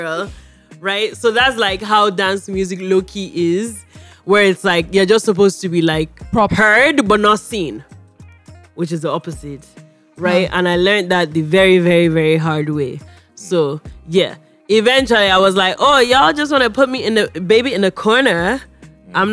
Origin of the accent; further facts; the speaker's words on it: Nigeria; accent: Nigerian, a little New York; moved away; also born or lived in New York; you have my Nigerian accents, you have a little bit of New York in there